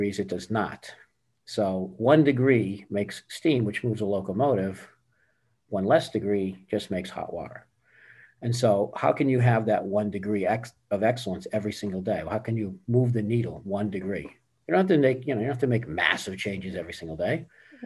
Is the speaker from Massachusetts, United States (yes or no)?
yes; Boston, Massachusetts, United States; also born or lived in California; now in Tampa, United States; Born and raised in Boston and lived in California for about 15 years